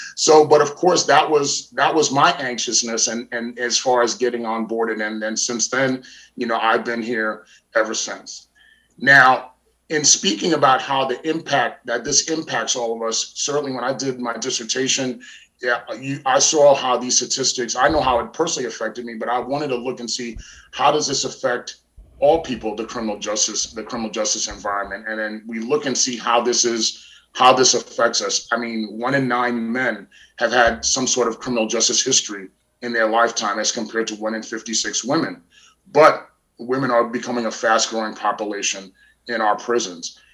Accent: New York, United States; growing up in New York and growing up around different family and friends

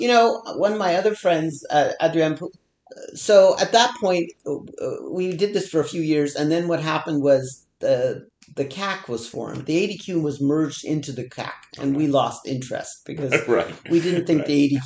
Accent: India; now in Canada; I'm from India. I'm an immigrant.

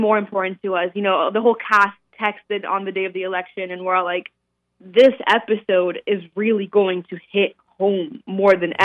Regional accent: Colombia; moved away; I was actually born and raised in Colombia

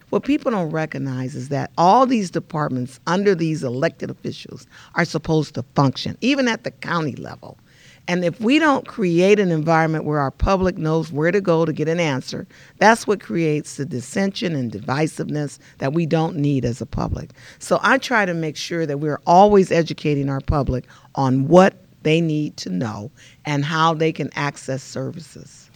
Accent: Los Angeles, California, United States; now in Inland Empire, United States; I grew up in South Central L A, and I grew up during the Watts riot

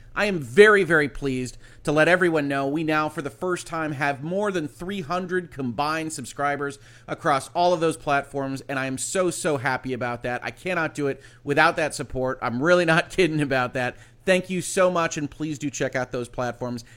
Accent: United States; I'm an American citizen. I'm an American lawyer

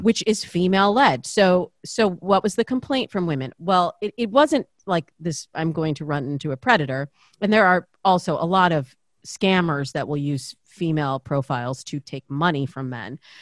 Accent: Lansing, Michigan, United States; now in Los Angeles, United States; I grew up in this very, very kind of waspy suburb of, uh, of Lansing, which is, uh, the cap, capital, you know, the capital city.

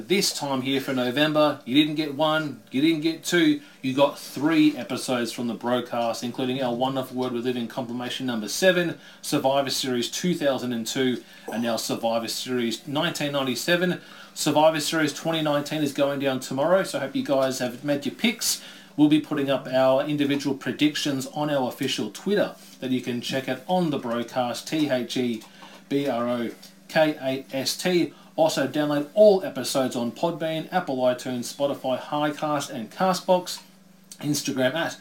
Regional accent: Australia; I'm an Aussie

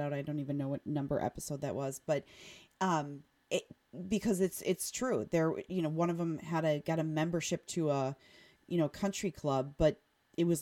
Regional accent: Oconomowoc, Wisconsin, United States; I grew up in Oconomowoc in, you know, the 80s and 90s

